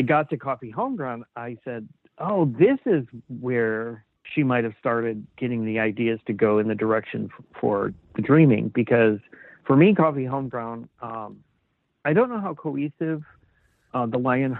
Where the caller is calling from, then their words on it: Seattle, Washington, United States; I'm calling from Seattle.